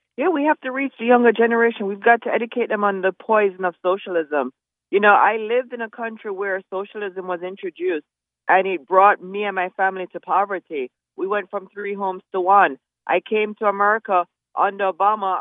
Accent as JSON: {"language": "English", "country": "Jamaica", "tie": "born or raised there", "moved": "yes", "lives_now": "United States", "said": "I grew up in Jamaica"}